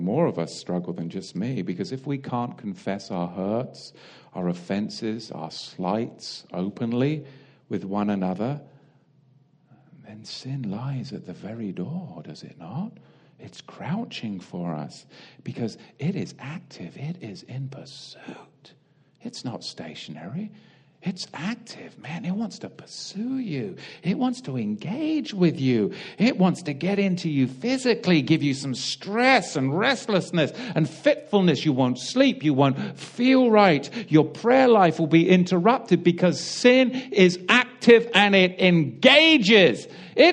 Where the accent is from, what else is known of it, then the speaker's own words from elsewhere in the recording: England, United Kingdom; now in United States; It's just the way I was raised. I'm English.